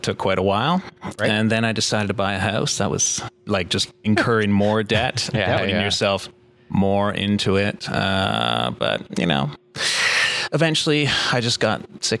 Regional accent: Ottawa, Ontario, Canada; I'm from here, Ottawa. Is that right? All my life I've lived here.

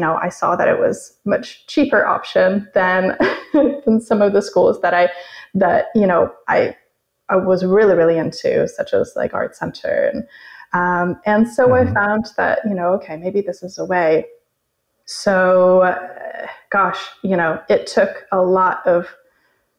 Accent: Arizona, United States; moved away as an adult; also born or lived in San Francisco; I grew up in Arizona, and I was going to the state university for painting and English literature.

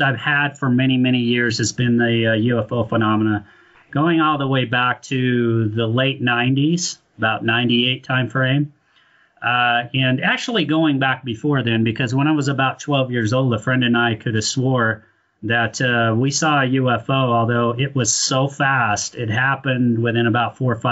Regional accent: Ogden, Utah, United States; I was born and raised in Ogden, graduated from Bonneville High School

